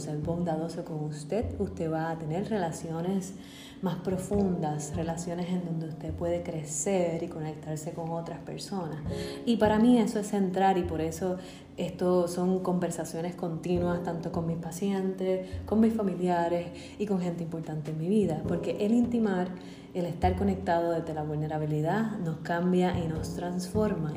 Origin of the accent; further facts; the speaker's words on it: Bayamón, Puerto Rico; also born or lived in Massachusetts; yo nací en Bayamón, Puerto Rico. Muy feliz de ser puertorriqueña y vivir aquí.